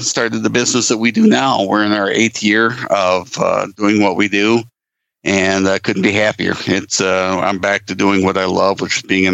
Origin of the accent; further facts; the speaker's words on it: Lake Michigan, Midwest, United States; I was born and raised around Lake Michigan